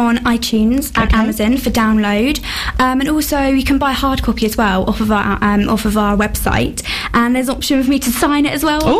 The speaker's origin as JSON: {"language": "English", "town": "Olney", "region": "South East England", "country": "United Kingdom", "tie": "born or raised there", "said": "in my hometown of Olney, not too far away."}